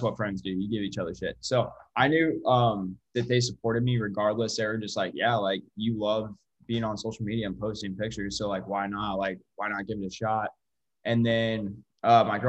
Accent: St. Louis, Missouri, United States; moved away as an adult; now in Springfield, United States; I'm from St. Louis

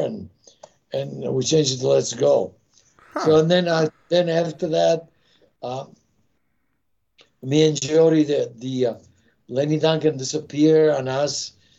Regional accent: Italy; English is a second language; now in United States; I came from Italy. I was born in Italy, so I came to the United States.

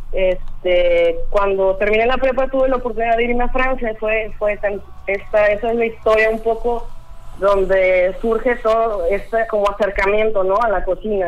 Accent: Colima, Mexico; now in Manzanillo, Mexico; yo soy de Colima. Este, ya tengo doce años viviendo aquí en Manzanillo

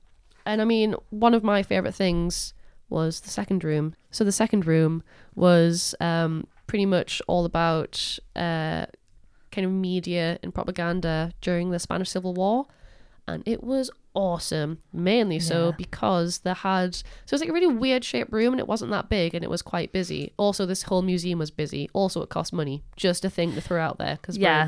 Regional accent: Newcastle upon Tyne, North East England, United Kingdom; accent: Geordie; I said that in the most Geordie accent possible.

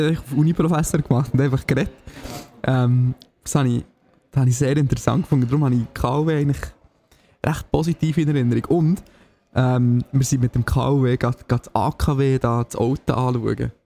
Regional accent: Signau, Bern, Switzerland; Signal in meinem Heimatdorf

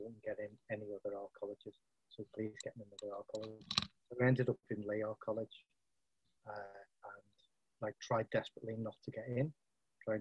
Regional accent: Liverpool, North West England, United Kingdom; also born or lived in Rainford / Wigan; I'm originally from Liverpool. Then I moved to, when I was 11, I moved to a place called Rainford

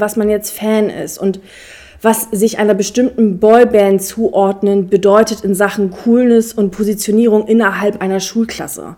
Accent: Braunschweig, Lower Saxony, Germany; ich komme aus Braunschweig

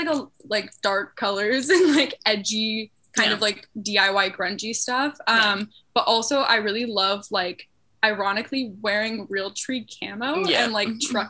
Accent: Temecula, California, United States; now in Los Angeles, United States; We're both from Temecula. Yeah. And we went to the same like middle school and high school

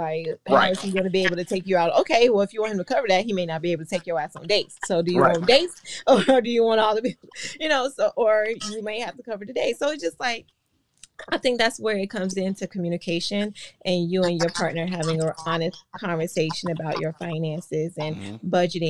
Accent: Georgia, United States; also born or lived in Virginia / Washington, D.C. area; now in Orlando, United States; I was born in Georgia. Okay. Raised mostly in Georgia and then Virginia as well.

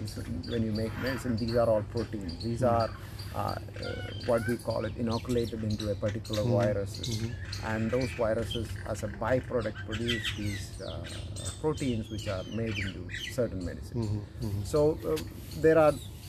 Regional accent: India; accent: Indianized English; first language Malayalam; English is a second language; moved away; also born or lived in United States; my language is Indianized English

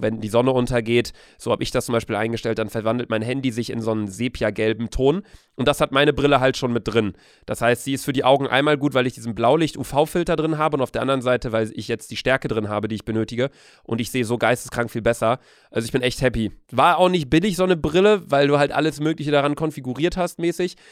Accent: Bielefeld, North Rhine-Westphalia, Germany; now in Hamburg, Germany; bei uns zu Hause in Bielefeld

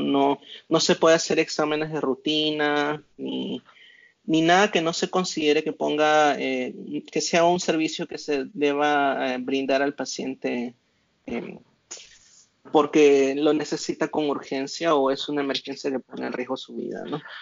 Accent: Las Cruces, New Mexico, United States; esta ciudad donde yo soy se llama Las Cruces

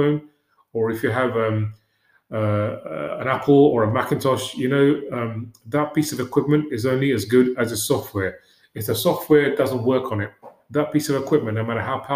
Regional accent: London, United Kingdom; I grew up in West London in a one-room

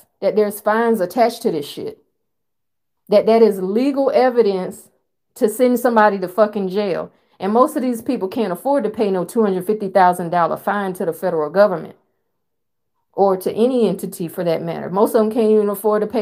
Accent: United States; I'm an American

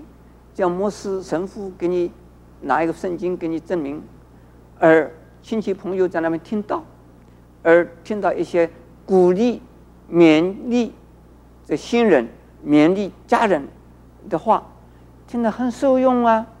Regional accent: China; 而我们中国人呢，古礼本身本来也很好，可是后来就变成了繁文縟节，

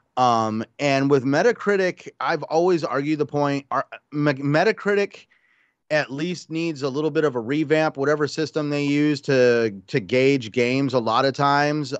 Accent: Albuquerque, New Mexico, United States; I grew up in Albuquerque near Kirkland Air Force Base

